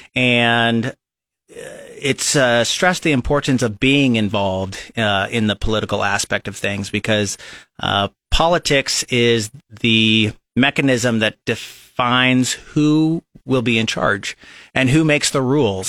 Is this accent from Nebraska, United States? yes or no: yes; Lincoln, Nebraska, United States; I was born and raised here in Lincoln, Nebraska